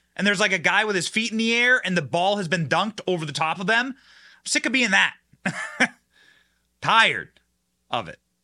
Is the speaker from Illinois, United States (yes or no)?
no; Cedar Rapids, Iowa, United States; now in Tampa, United States; my hometown was Cedar Rapids, Iowa, actually a little farm enclave